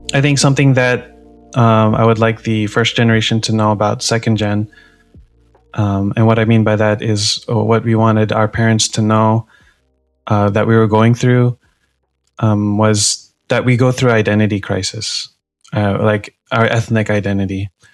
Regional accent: Allentown, Pennsylvania, United States; I went to school in Allent- Allentown, Pennsylvania

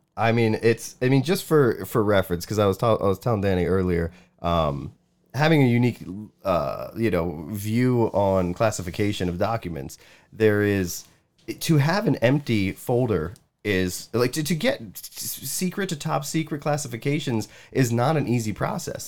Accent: United States; I am American

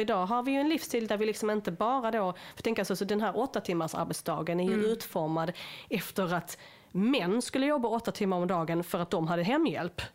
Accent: Sweden; som svenskar

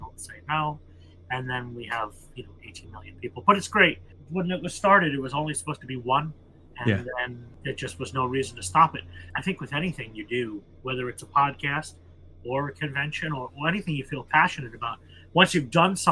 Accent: United States; as an American

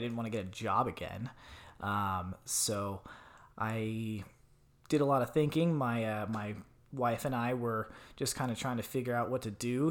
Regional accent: Tucson, Arizona, United States; moved away as an adult; I grew up in Tucson, Arizona

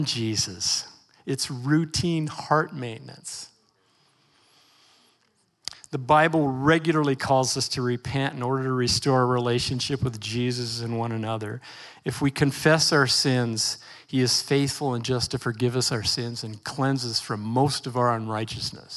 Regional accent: Portland, Oregon, United States; I grew up in Northeast Portland

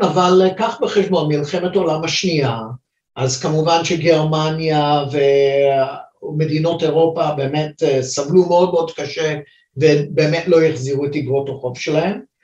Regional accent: China; now in Israel; אני יליד סין, אז אני יודע מה זה התרבות הזאת

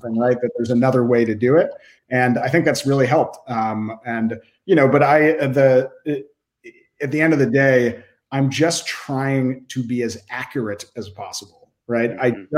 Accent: Boston, Massachusetts, United States; also born or lived in Waltham, Massachusetts; the Boston Globe, my hometown newspaper

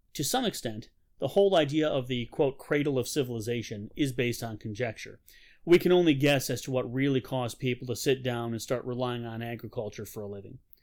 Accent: Rochester, New York, United States; also born or lived in Pittsford, New York; I grew up in Rochester, New York.

